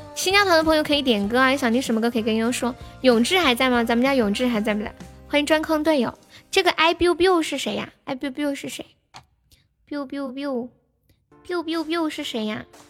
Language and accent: Chinese; Sichuan, China; accent: Sichuanese; 我们四川话